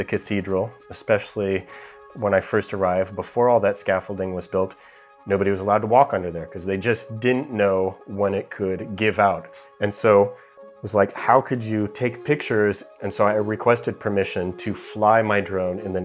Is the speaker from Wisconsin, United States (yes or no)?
no; near Yosemite National Park, California, United States; I grew up near Yosemite National Park